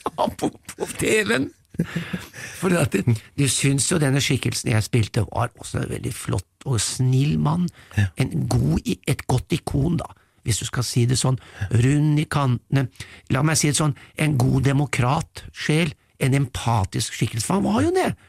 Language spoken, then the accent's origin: Norwegian; Norway; vi nordmenn